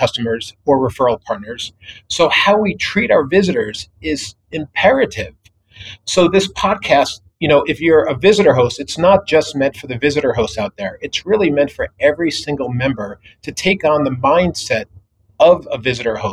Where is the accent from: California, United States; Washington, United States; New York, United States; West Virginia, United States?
New York, United States; moved away; I grew up back east in New York